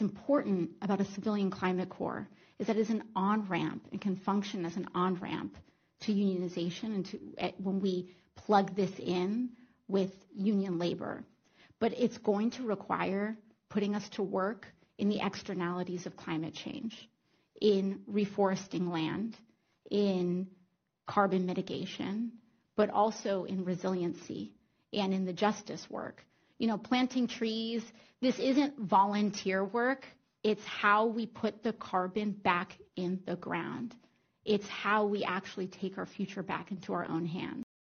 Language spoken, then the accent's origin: English; Ukraine; born or raised there; now in United States